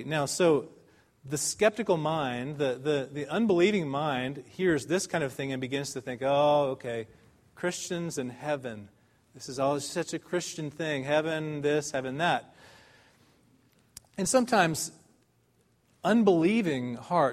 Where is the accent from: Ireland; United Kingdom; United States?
United States; now in Dallas, United States; as Americans